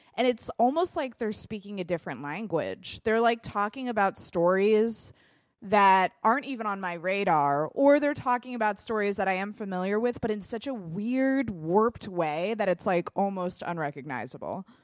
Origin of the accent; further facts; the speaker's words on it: United States; I'm an American